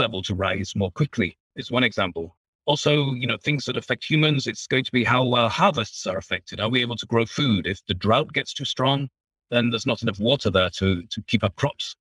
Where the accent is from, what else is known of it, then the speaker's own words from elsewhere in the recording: England, United Kingdom; moved away as an adult; also born or lived in Germany; now in United States; you can probably tell from my accent that I'm originally from England